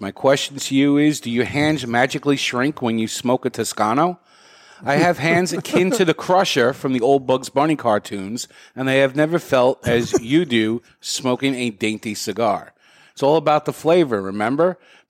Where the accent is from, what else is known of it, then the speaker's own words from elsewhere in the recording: Canada; Before I start, as a Canadian, I feel I first must apologize in case I offend anyone